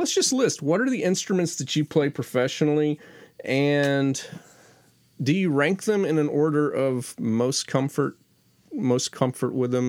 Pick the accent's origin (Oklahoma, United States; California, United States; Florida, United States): Florida, United States; growing up in Florida.